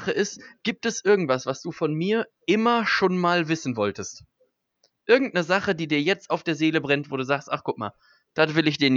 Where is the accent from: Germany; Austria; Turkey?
Germany; Birlinghofen, North Rhine-Westphalia; ich komme ja äh, eigentlich aus Birlinghofen